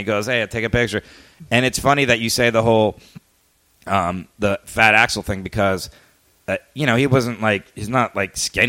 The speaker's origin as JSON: {"language": "English", "town": "Miami", "region": "Florida", "country": "United States", "tie": "born or raised there", "moved": "yes", "said": "I grew up in Miami."}